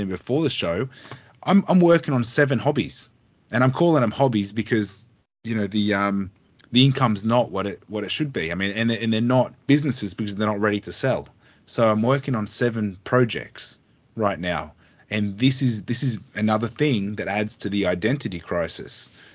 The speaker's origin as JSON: {"language": "English", "country": "Australia", "said": "being an Australian"}